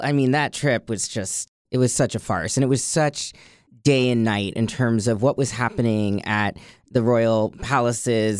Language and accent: English; Boston, Massachusetts, United States; moved away as an adult; now in Washington, D.C., United States; I come from Boston, which has had a pride that's been pretty big